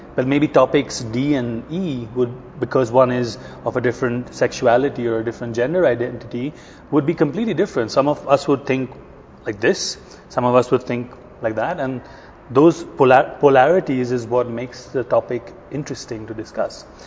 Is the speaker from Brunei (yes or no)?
no; India; also born or lived in New York; now in Sweden; I'm from India originally.